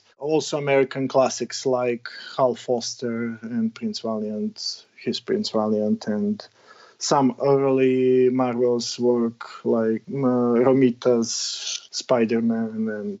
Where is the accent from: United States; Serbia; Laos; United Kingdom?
Serbia; English is a second language; Yeah, I'm born in 80s, and right before I need get start to the first grade in elementary, the war in Yugoslavia started.